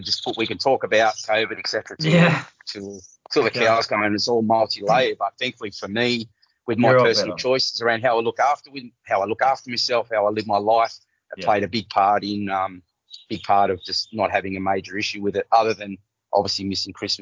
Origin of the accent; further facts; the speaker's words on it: Cardiff, New South Wales, Australia; I'm from Cardiff.